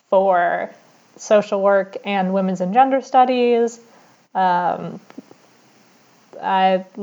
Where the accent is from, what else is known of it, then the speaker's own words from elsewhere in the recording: St. Louis, Missouri, United States; moved away as an adult; now in Chicago, United States; I am from St. Louis initially, but have been living in Chicago for the past five years now.